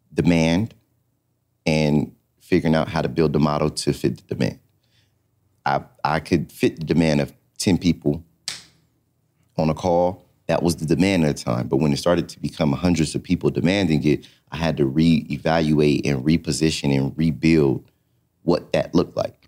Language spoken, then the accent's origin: English; California, United States; moved away as an adult; also born or lived in Atlanta; I come from California